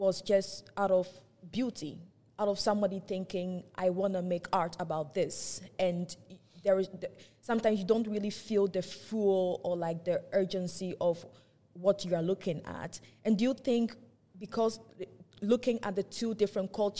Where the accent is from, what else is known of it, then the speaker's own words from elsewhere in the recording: Ghana; now in Netherlands; I'm from Ghana